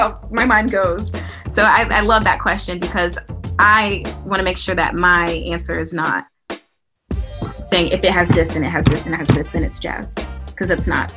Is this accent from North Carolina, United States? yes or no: no; Huntsville, Alabama, United States; growing up in Huntsville was definitely a treat and a big part of who I am today